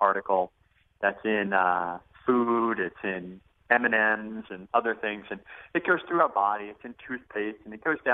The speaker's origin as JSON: {"language": "English", "region": "Arizona", "country": "United States", "said": "I'm from Arizona, and we have gold mines and silver mines in Arizona"}